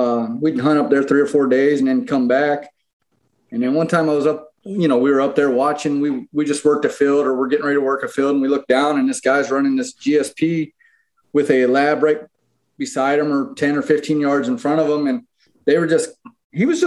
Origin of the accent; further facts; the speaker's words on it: Phoenix, Arizona, United States; also born or lived in Pennsylvania / Albuquerque, New Mexico; I moved from Pennsylvania to Phoenix. My dad moved us out here when I was 10